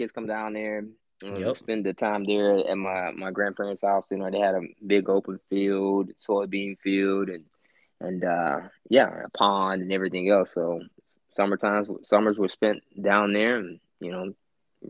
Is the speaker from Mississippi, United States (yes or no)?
yes; Petal, Mississippi, United States; also born or lived in Meridian, Mississippi / Richland, Mississippi; we got to Petal, Mississippi. It's near Hattiesburg. That's where I did all of my grade school from first grade all the way through high school